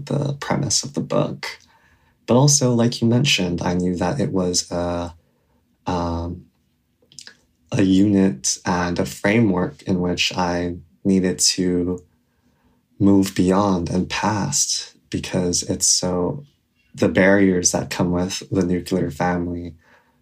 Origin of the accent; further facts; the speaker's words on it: Hawaii, United States; I was raised in Hawaii by my grandparents while my parents remained in South Korea.